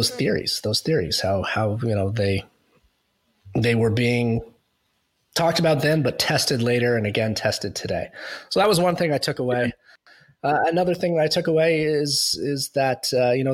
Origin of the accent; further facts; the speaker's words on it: United States; moved away as an adult; also born or lived in Boston; now in Canada; now I'm an American living in Canada.